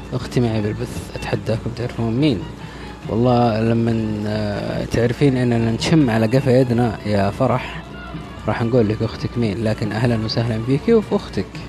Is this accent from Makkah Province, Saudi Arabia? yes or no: no; Riyadh, Riyadh Province, Saudi Arabia; انا من الرياض